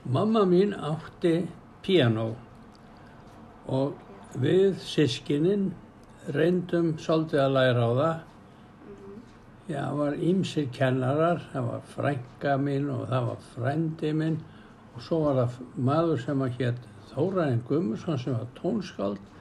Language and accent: Icelandic; Iceland; Ég ólst upp í Grafáraldi allan tíman